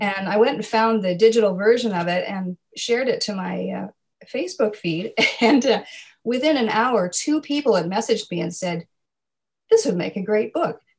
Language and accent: English; Nova Scotia, Canada; I grew up in Nova Scotia, my parents are actually from the prairies